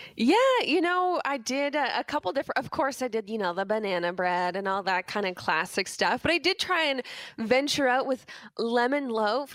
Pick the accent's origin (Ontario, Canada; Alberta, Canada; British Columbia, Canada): Ontario, Canada; Burlington; where I grew up in Burlington